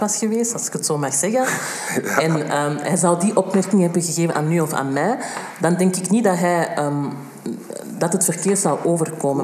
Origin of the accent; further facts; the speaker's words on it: Antwerp, Flanders, Belgium; Ik ben in Antwerpen geboren en getogen.